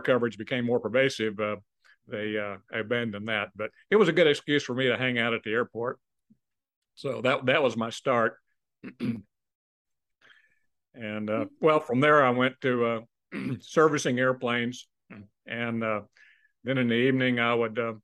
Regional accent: San Antonio, Texas, United States; went for undergraduate pilot training near my hometown. Here it is in San Antonio

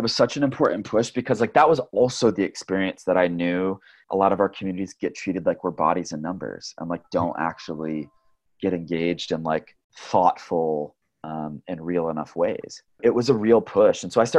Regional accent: Flint, Michigan, United States; building upon all of these foundations from like growing up in Flint and growing up in the labor movement

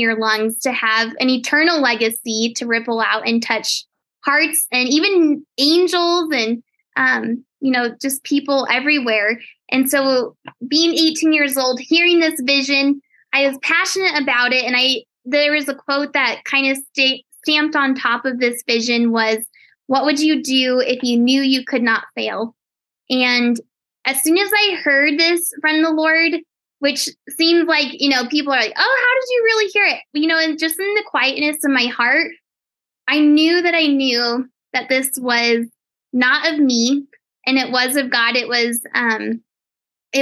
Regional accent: Colorado, United States; I actually was just born and raised in Colorado

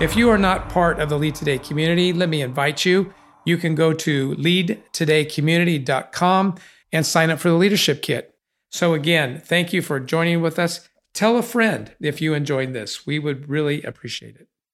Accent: San Bernardino, California, United States; Growing up on Sixteenth Street in San Bernardino, we had a one-car garage

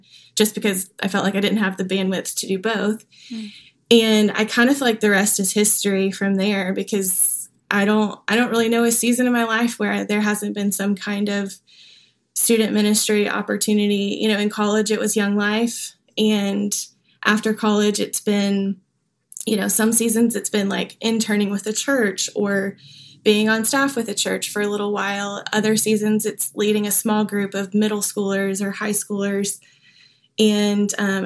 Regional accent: Augusta, Georgia, United States; now in Nashville, United States; I grew up in Augusta, Georgia

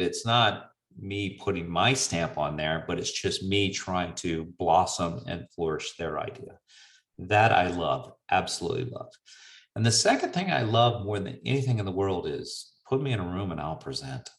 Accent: the South, United States; being a Southerner by nature

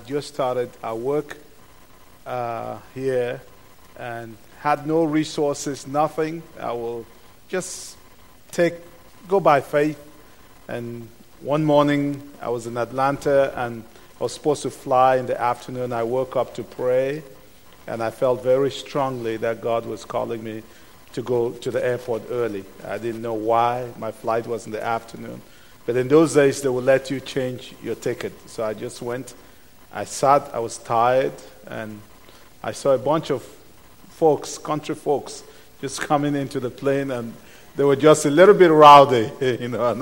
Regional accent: Cameroon; English is a second language; moved away; English is not my first language. It's not my second language. It's not my third language. I'm from Cameroon

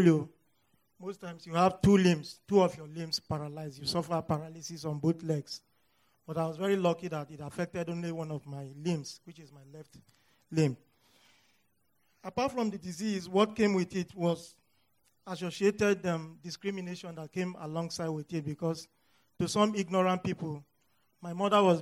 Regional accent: North Central Nigeria, Nigeria; moved away as an adult; now in United States; I am from Nigeria. I was born in the north central part of northern Nigeria.

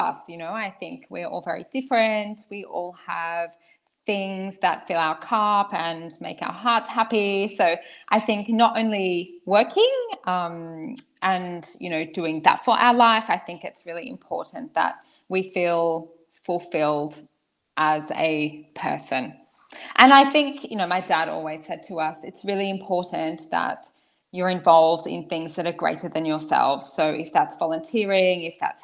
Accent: Australia; moved away as an adult; now in Switzerland; I come from Australia. I've been living in Switzerland for 3 years

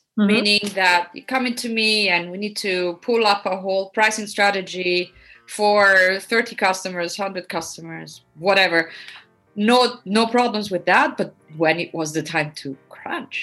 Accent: Rome, Lazio, Italy; moved away as an adult; now in The Hague, Netherlands; I was born and raised in Rome.

